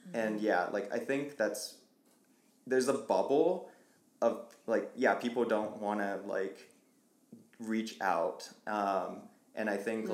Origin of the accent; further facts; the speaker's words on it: Vancouver, Washington, United States; moved away as an adult; also born or lived in Portland, Oregon; now in Colorado, United States; prior to moving to Colorado, like tapped into like my hometown. We call it the Vantucky Trail Runners.